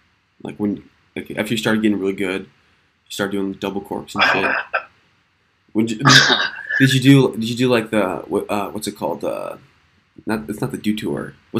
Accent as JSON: {"language": "English", "region": "Minnesota", "country": "United States", "said": "I'm from Minnesota, so we would have like nothing for mountains."}